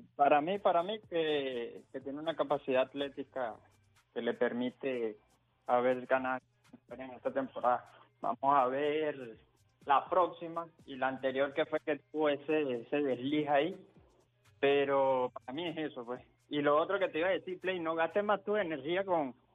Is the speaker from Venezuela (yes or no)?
yes; Venezuela; Yo soy venezolano y yo sé que nosotros tenemos también nuestros jugadores